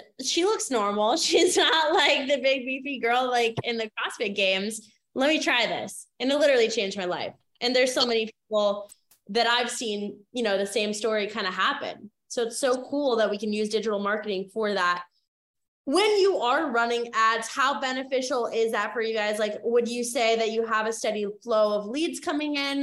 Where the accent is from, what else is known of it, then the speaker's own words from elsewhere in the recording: Maine, United States; I grew up in Maine